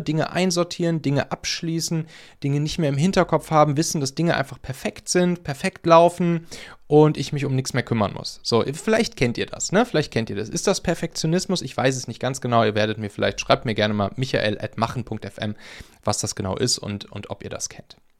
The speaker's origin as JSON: {"language": "German", "region": "Rhineland", "country": "Germany", "tie": "born or raised there", "moved": "yes", "said": "bei mir aus dem Rheinland, aus meiner alten Heimat"}